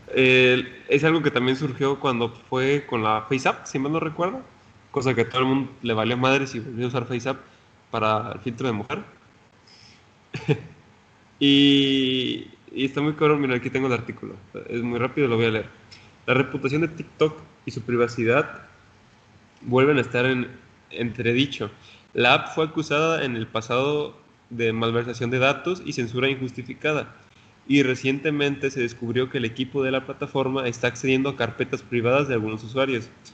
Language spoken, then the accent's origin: Spanish; Mexico; yo no me arrepiento de ser mexicano